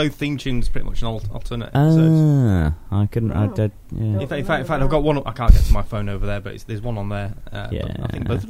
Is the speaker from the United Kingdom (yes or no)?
yes; Halifax, Yorkshire and the Humber, United Kingdom; born or raised there